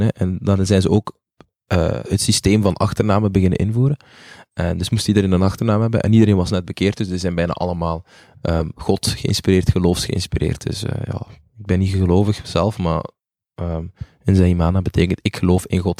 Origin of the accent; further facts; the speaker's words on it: Zele, Flanders, Belgium; also born or lived in Butare, Rwanda; ik kom uit Zelen in Oost-Vlaanderen.